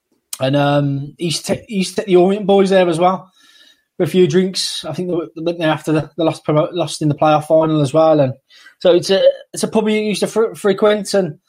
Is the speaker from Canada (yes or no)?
no; Great Barr, West Midlands, United Kingdom; I'm from Great Bar, so I've got loads of Albion around me.